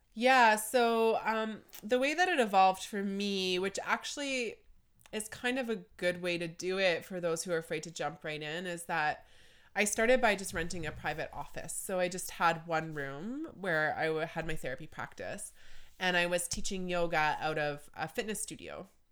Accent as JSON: {"language": "English", "town": "Deep River", "region": "Ontario", "country": "Canada", "tie": "born or raised there", "also_born_or_lived": "Toronto", "said": "I grew up in Deep River"}